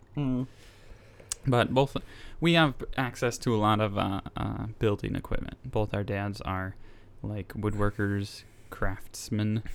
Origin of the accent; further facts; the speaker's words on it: Nicaragua; moved away; I am from Nicaragua.